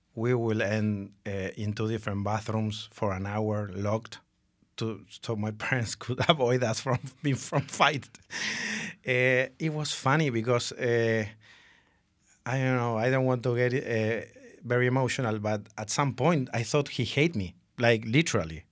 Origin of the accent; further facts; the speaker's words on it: Argentina; moved away; I'm from Argentina.